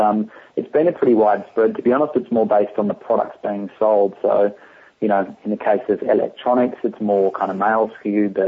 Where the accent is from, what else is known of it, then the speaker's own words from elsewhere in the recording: Australia; we're from Australia originally